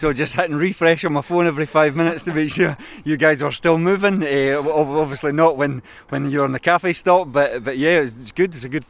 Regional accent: Falkirk, Scotland, United Kingdom; I'm from Falkirk and I ride for the Bray City Rollers.

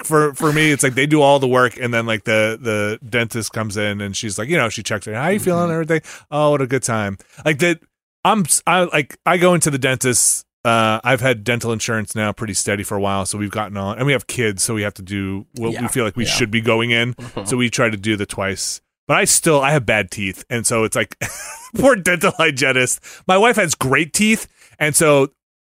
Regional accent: New Jersey, United States; moved away; my home country, New Jersey

